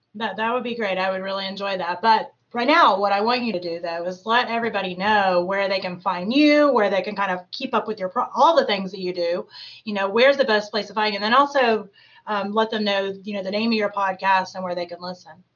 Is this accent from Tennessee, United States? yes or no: yes; Clinton, Tennessee, United States; also born or lived in Canton, Ohio; now in Cincinnati, United States; I actually grew up in Tennessee